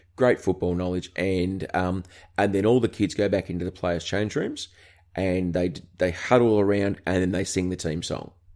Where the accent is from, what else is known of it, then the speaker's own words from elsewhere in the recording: Australia; accent: Aussie; being an Australian